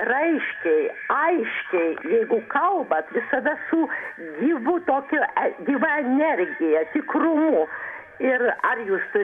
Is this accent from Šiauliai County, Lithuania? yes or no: no; Vilnius, Vilnius County, Lithuania; aš esu iš vilniaus